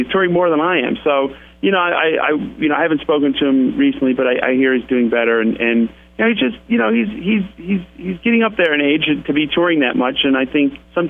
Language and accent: English; Utica, New York, United States; moved away; also born or lived in New Hartford, New York; it was nice to grow up there in a town that had so much music in it